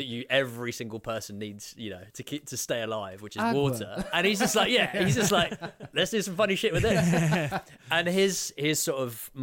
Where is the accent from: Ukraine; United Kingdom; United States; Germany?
United Kingdom; London; moved away as an adult; also born or lived in Swansea, Wales; I grew up in London